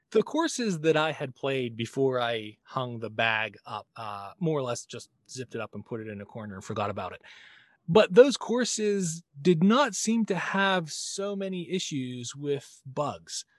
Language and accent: English; United States; as an American male that was born in the seventies